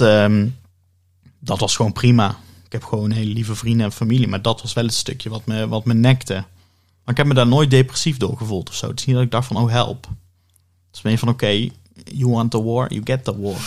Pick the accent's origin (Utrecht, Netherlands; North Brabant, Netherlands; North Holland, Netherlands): North Brabant, Netherlands; Oss; ik ben eh, geboren en getogen in Os